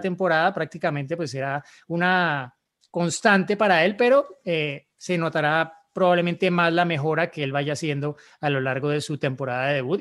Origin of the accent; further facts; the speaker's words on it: Colombia; en Colombia, en mi país